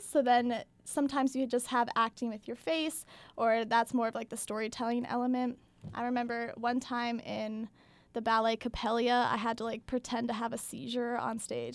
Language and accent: English; outside of Philadelphia, Pennsylvania, United States; moved away as an adult; now in Madison, United States; I am from outside of Philadelphia